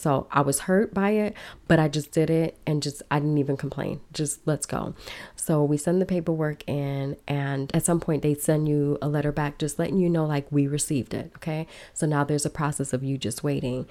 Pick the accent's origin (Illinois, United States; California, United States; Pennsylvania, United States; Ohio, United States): Illinois, United States; Chicago; also born or lived in Miami / Minneapolis / Los Angeles; now in Belize; I grew up in Chicago, a big city